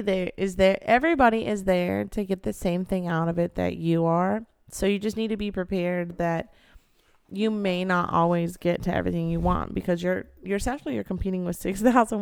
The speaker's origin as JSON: {"language": "English", "region": "Pacific Northwest", "country": "United States", "also_born_or_lived": "California", "said": "I'm from the Pacific Northwest"}